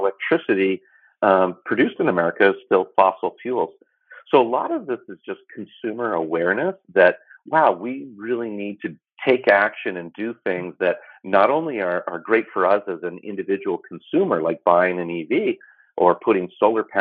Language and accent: English; California, United States; I'm from California